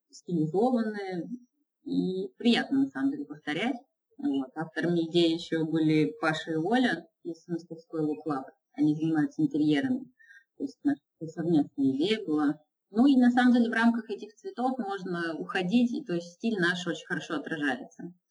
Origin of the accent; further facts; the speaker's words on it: Izhevsk, Udmurtia, Russia; born there; Ну, вообще я иллюстратор, и еще я расписываю стены. Э, вообще я родилась в Ижевске.